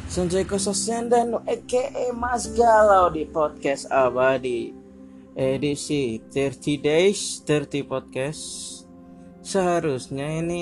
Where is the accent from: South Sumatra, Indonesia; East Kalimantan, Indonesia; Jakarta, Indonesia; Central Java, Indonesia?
Central Java, Indonesia; Purwokerto; kalau balik ke Cilacap juga saya dari Purwokerto suka ngomong sendiri di atas motor gitu